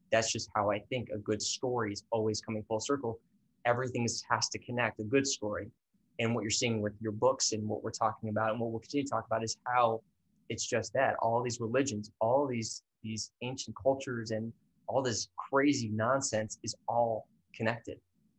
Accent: Ireland; I'm Irish.

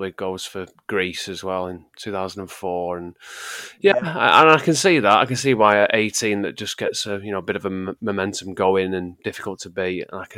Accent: England, United Kingdom; I'm English

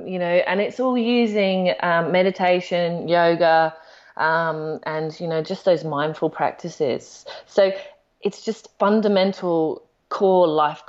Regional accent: Australia; because I'm Australian and then I'm UK, I get two.

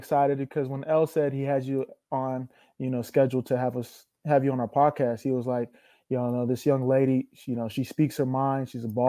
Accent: Northern California, United States; we're both from NorCal

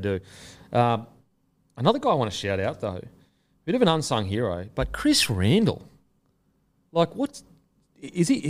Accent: Gold Coast, Queensland, Australia; I'm from the Gold Coast

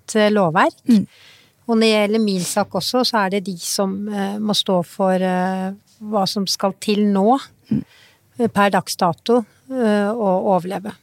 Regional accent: Norway; jeg er født i Norge og er norsk.

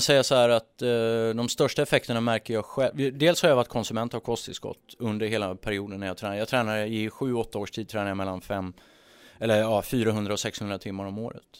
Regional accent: Sweden; som svensk

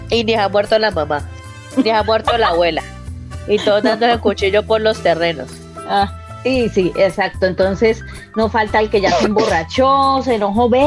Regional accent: Colombia; Eh, primero que todo, como colombianos y como habitantes del planeta Tierra, tenemos

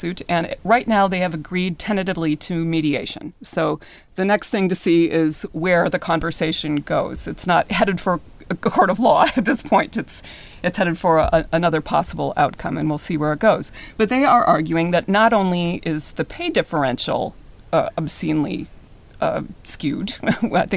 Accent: Minnesota, United States; I'm from Minnesota, right there near the Canadian border

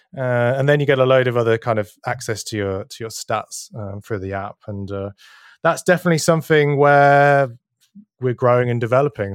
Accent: Berlin, Germany; Berlin, which is my hometown

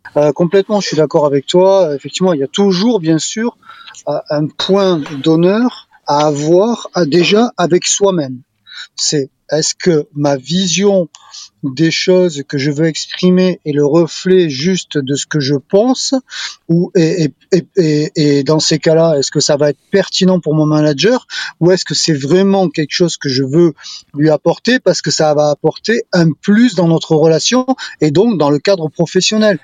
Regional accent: Bordeaux, Nouvelle-Aquitaine, France; je suis un Bordelais

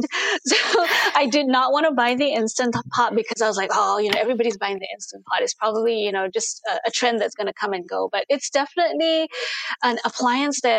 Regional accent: Singapore; also born or lived in Jakarta, Indonesia; Now, um, I was born in Jakarta, Indonesia, to Chinese Indonesian parents, but I was also raised in Singapore.

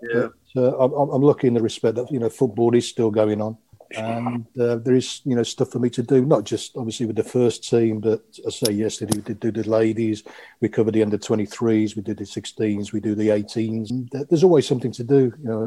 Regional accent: Aylesbury, South East England, United Kingdom; English is a second language; also born or lived in Croatia; I was born in Croatia, as it was then, the former Yugoslavia, and came over when I was, crikey, I was six years old. And um, we moved to Aylesbury.

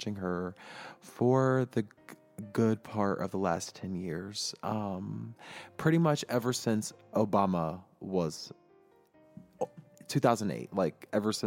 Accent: United States

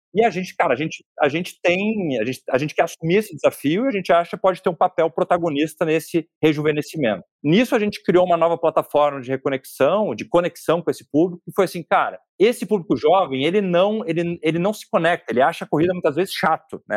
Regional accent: interior of Rio Grande do Sul, Brazil; moved away as an adult; also born or lived in São Paulo; Eu sou do interior do Rio Grande do Sul

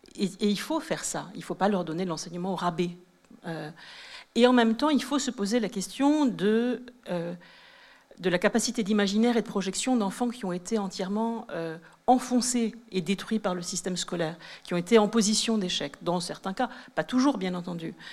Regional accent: Sceaux, Île-de-France, France; moi, j'ai grandi à Sceaux, dans le sud de Paris

